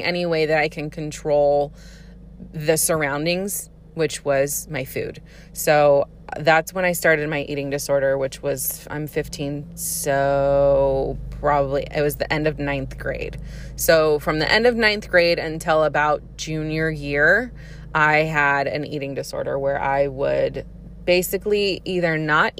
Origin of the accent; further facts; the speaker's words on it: Santa Clarita, California, United States; accent: Valley; I grew up in Santa Clarita